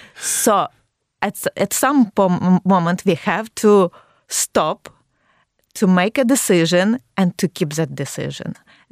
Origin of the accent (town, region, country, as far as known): Ukraine